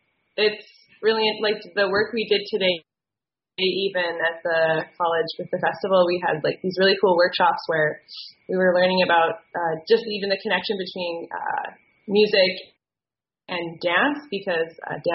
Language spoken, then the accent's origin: English; Saskatchewan, Canada; moved away as an adult; now in Victoria, Canada; I'm from Saskatchewan originally.